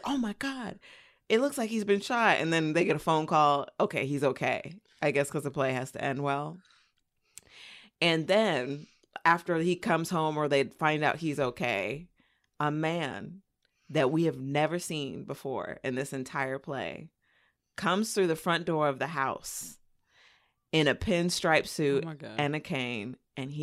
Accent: Inland Empire, California, United States; moved away; I grew up in the Inland Empire

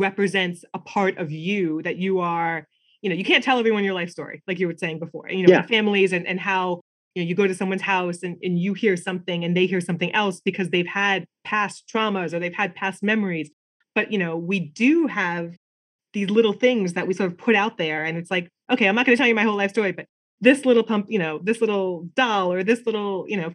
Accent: Long Island, New York, United States; I'm from Long Island.

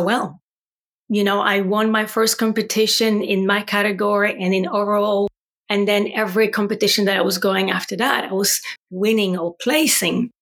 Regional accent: Poland; accent: Polish; English is a second language; moved away as an adult; also born or lived in Ireland; now in Gold Coast, Australia; So you know that from my accent as well, I'm Polish. And so I finished university in Poland

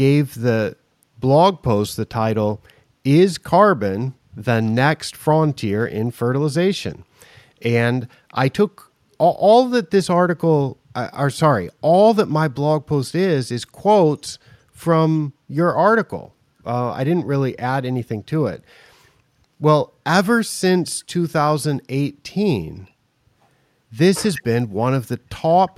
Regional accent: United States; now in Thailand; I'm from the United States, but I don't spend so much time there. I'm in southern Thailand right now

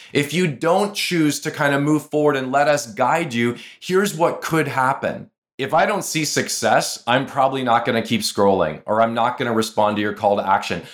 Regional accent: Canada; I'm from Canada

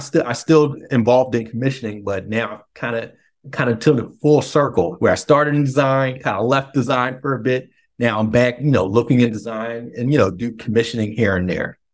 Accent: Philadelphia, Pennsylvania, United States; now in DMV area, United States; we're both originally from Philly

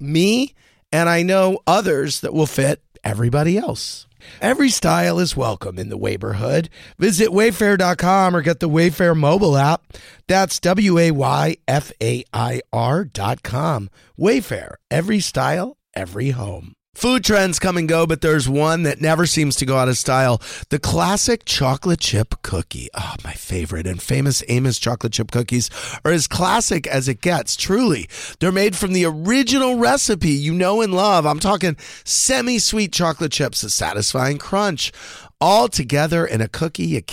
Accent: St. Louis, Missouri, United States; We're both from St. Louis

